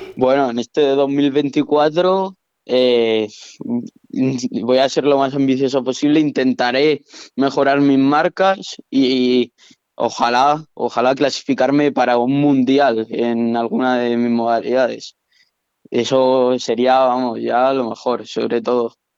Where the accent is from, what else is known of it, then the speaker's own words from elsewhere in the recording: Teruel, Aragon, Spain; yo soy de Teruel